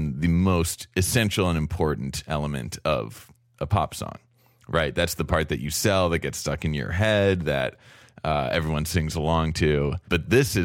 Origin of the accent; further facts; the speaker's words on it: New York City, New York, United States; I'm from New York City.